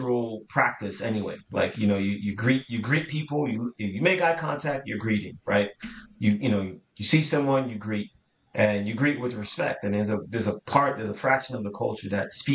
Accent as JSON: {"language": "English", "country": "Jamaica", "tie": "born or raised there", "moved": "yes", "lives_now": "United States", "said": "I was born and raised in Jamaica"}